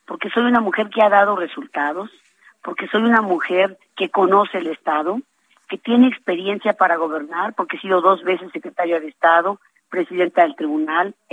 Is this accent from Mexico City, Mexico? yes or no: no; Hidalgo, Mexico; porque soy una hidalguense que ama Hidalgo y que tiene ganas de trabajar